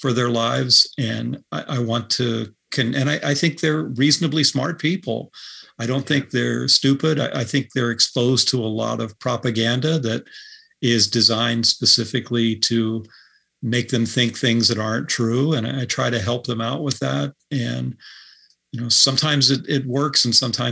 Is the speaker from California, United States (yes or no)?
no; rural Pennsylvania, United States; moved away as an adult; now in Northampton, United States; I'd just say Pennsylvania